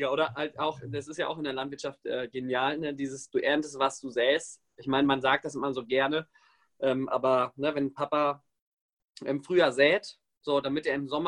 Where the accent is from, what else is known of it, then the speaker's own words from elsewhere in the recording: Warendorf, North Rhine-Westphalia, Germany; Ja, ja, ich bin auf dem Bauernhof groß geworden. Wo denn? Äh, Nordrhein-Westfalen, äh, Warendorf zwischen Münster und Bielefeld.